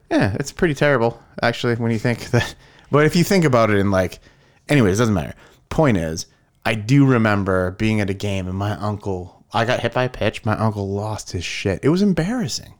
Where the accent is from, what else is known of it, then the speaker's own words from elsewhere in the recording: California, United States; I grew up in California.